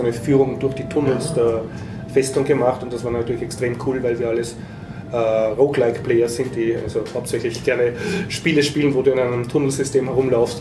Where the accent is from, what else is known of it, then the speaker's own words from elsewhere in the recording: Austria; als Österreicher